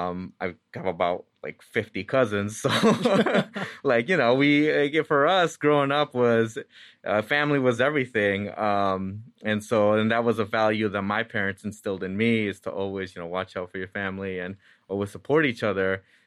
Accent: Santa Ana, California, United States; So first off, I was born and raised in Santa Ana, California, which Santa Ana is a city of about 360,000 people, and about 80% of it is Hispanic Latino.

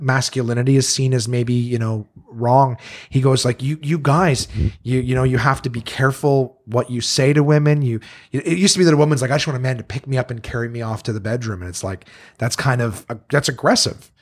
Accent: Canada; growing up in Canada

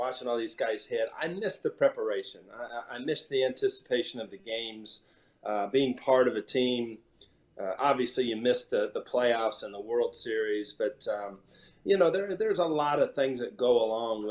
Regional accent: Columbus, Ohio, United States; I'm from Columbus, Ohio.

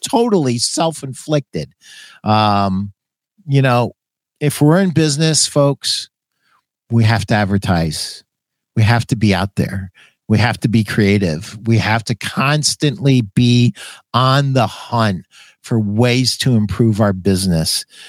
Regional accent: Schenectady, New York, United States; I was born in Schenectady, New York

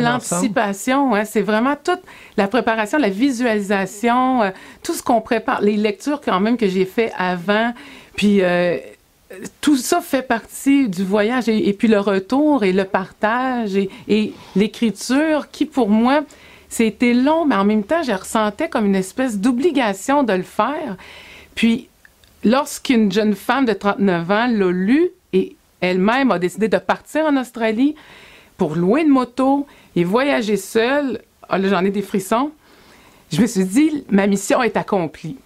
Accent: Sorel-Tracy, Quebec, Canada; je quitte euh, ma ville natale, Sorel-Tracy, le 7 août 97

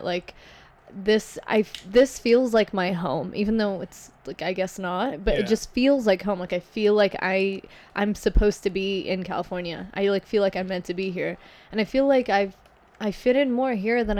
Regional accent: Kuwait; also born or lived in Lebanon; So, I'm from Lebanon, but I grew up in Kuwait.

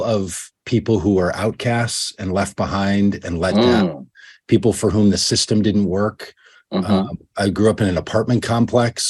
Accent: Minnesota, United States; I'm from Minnesota. That's where I live now. Grew up here, and I've lived here almost all of my life.

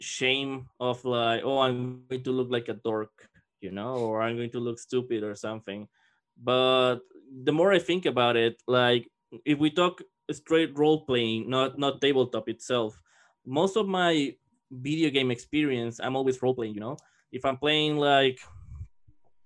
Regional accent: Mexico; moved away; growing up in Mexico

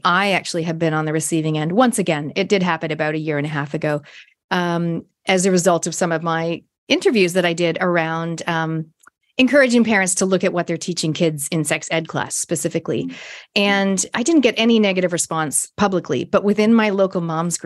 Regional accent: Toronto, Ontario, Canada; I grew up in Canada, Toronto

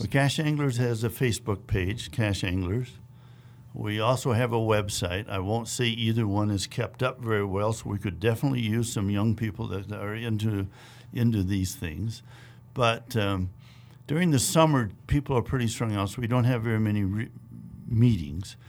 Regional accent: Wisconsin, United States; moved away; I grew up in the Midwest, in Wisconsin

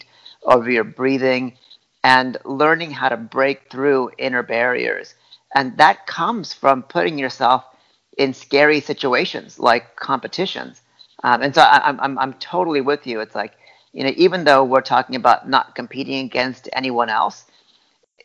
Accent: Oakland, California, United States; also born or lived in Boulder, Colorado; we were all kind of first generation immigrants. First moving to Boulder, and then later on to Oakland

